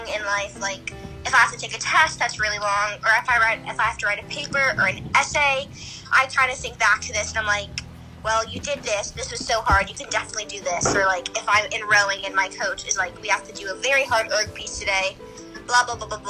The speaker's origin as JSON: {"language": "English", "town": "New York City", "region": "New York", "country": "United States", "tie": "born or raised there", "said": "I grew up in Midtown, New York."}